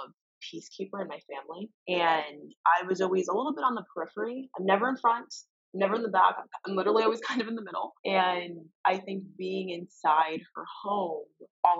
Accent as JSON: {"language": "English", "town": "Summit", "region": "New Jersey", "country": "United States", "tie": "born or raised there", "said": "I grew up in Summit, New Jersey, a very small town known for our lacrosse and tree-lined streets"}